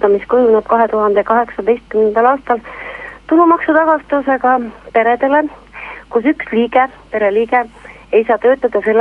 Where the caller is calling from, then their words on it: Tartu, Tartu County, Estonia; Tartust ja tahaksin esitada küsimuse.